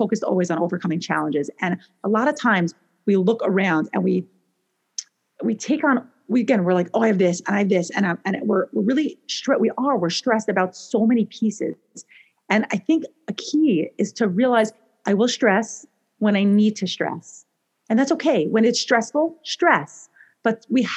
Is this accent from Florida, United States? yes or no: no; New York, United States; moved away as an adult; also born or lived in Israel; now in Portland, United States; I live in Portland, Oregon. I'm originally from New York